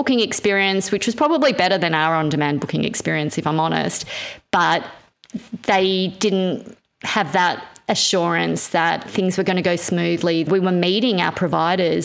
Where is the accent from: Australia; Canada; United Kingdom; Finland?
Australia; New South Wales; also born or lived in Israel; when we landed in Australia